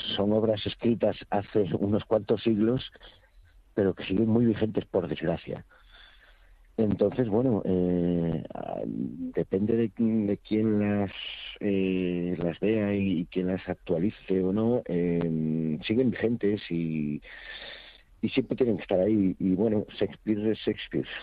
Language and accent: Spanish; Rías Baixas, Galicia, Spain; yo soy de las Rías Baixas eh, y tengo un acento completamente diferente al que es de la Mariña Lucense